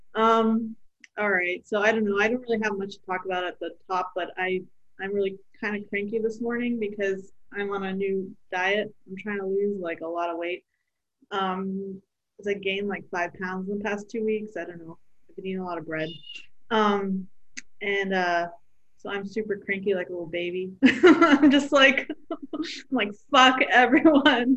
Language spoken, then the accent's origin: English; Pakistan; we're Pakistani. I mean, she is, and I am too.